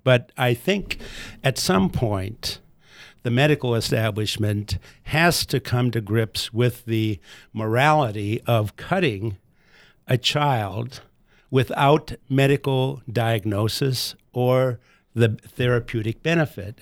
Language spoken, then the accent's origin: English; United States; us as American boys.